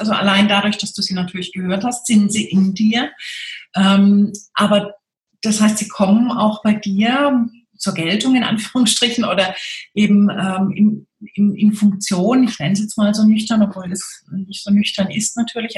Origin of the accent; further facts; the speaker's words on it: Freiburg, Baden-Württemberg, Germany; ich komme ja aus Freiburg